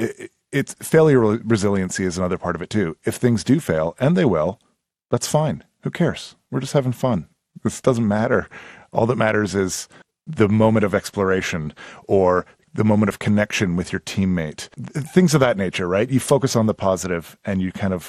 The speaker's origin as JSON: {"language": "English", "town": "Edmonton", "region": "Alberta", "country": "Canada", "tie": "born or raised there", "moved": "yes", "said": "Growing up in Edmonton, I was in high school."}